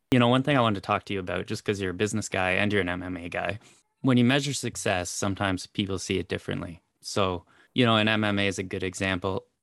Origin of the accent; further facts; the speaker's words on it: Canada; I'm Canadian